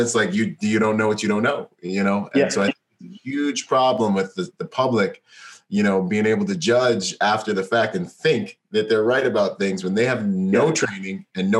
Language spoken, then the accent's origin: English; Bahamas; moved away; I was born in the Bahamas